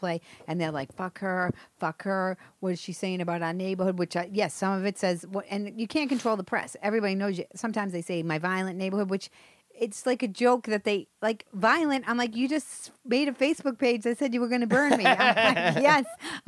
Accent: Boston, Massachusetts, United States; moved away; I'm from Marblehead, right? Savin Hill, which is a neighborhood inside of Dorchester.

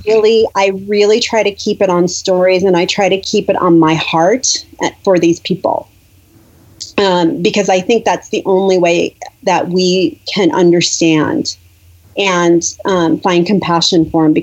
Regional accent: United States; moved away as an adult; also born or lived in Lebanon; I'm American

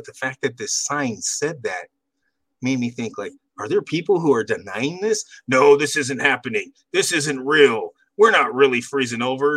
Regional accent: Central California, United States; now in Texas, United States; I'm more from, you know, Central California. So I'm out in Texas now

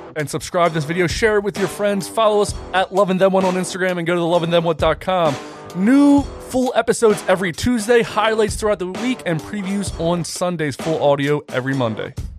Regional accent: Ridley, Pennsylvania, United States; I grew up in Ridley

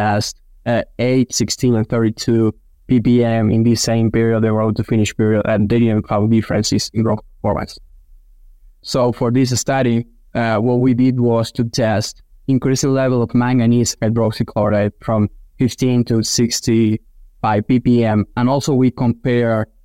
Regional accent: Argentina; moved away as an adult; now in Kansas, United States; I'm originally from Argentina. I did vet school back in my country, then worked for 3 years in the swine nutrition field in Argentina

